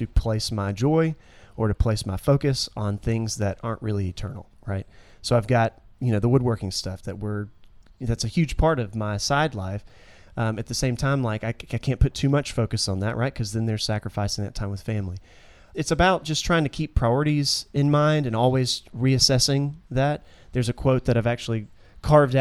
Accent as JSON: {"language": "English", "town": "Williamson", "region": "Georgia", "country": "United States", "tie": "born or raised there", "lives_now": "Senoia, United States", "said": "I actually grew up in Williamson, which isn't too far away from here, near Griffin"}